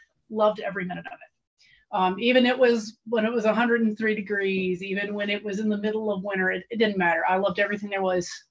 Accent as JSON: {"language": "English", "region": "Tennessee", "country": "United States", "said": "I'm from Tennessee"}